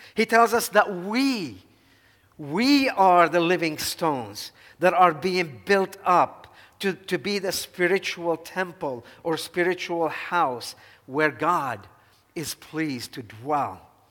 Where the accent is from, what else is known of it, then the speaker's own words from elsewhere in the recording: Dhour Choueir, Lebanon; moved away as an adult; I was born and raised here in Lebanon, and I make it no secret, my great love and affection for my hometown, Duhur Shwed.